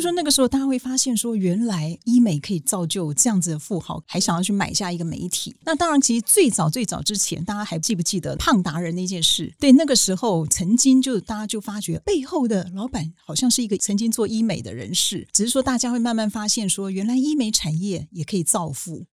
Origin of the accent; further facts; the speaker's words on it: Taiwan; 我们台湾人